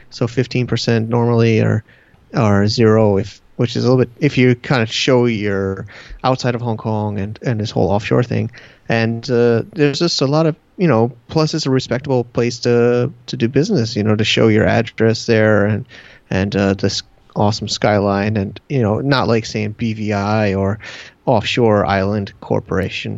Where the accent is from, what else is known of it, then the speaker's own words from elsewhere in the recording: Connecticut, United States; moved away as an adult; also born or lived in Manhattan, New York / San Diego; now in China; my hometown in Connecticut